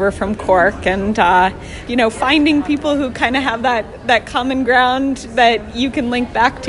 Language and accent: English; Washington, District of Columbia, United States; I'm from Washington, D.C.